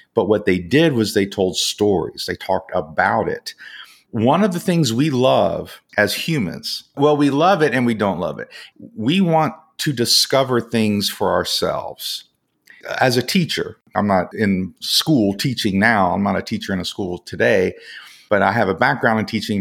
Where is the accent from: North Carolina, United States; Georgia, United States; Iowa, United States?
Georgia, United States; Atlanta; also born or lived in West Virginia / Alabama / Korea; I kind of grew up through my teens in the Atlanta, Georgia area in the United States